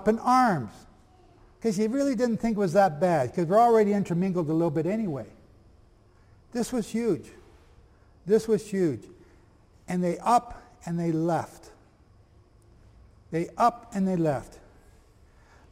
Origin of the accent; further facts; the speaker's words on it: Canada; I'm from Canada.